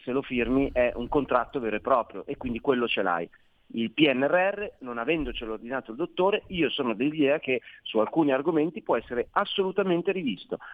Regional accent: Milan, Lombardy, Italy; accent: Milanese; come si sente dal mio accento sono milanese

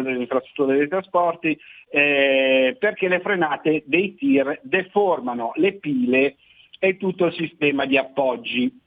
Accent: Genoa, Liguria, Italy; lo dico da genovese

